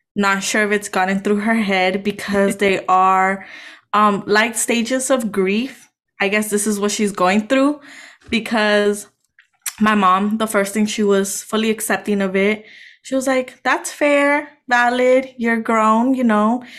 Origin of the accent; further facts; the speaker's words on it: Los Angeles, California, United States; moved away as an adult; now in San Francisco Bay Area, United States; it's nothing like the city that I grew up in.